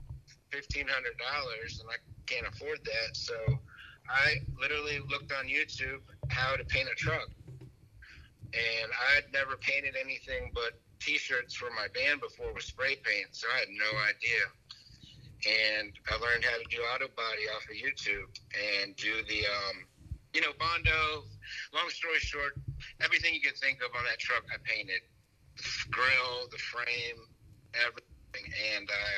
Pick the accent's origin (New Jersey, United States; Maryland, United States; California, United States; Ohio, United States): Maryland, United States; Frederick; I'm from Frederick, Maryland. So I live near DC and Baltimore